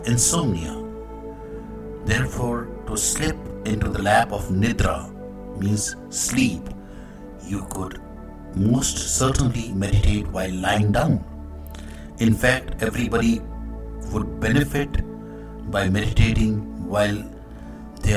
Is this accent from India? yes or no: yes; India; I am the Indian monk.